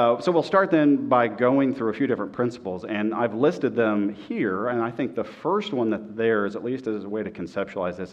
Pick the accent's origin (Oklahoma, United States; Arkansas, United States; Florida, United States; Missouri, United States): Oklahoma, United States; Oklahoma City; moved away; my hometown of Oklahoma City